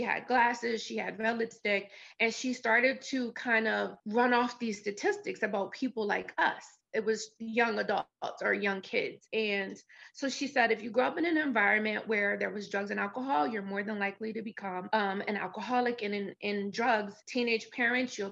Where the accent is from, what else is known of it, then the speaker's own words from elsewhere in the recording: New Jersey, United States; That's where I grew up in New Jersey.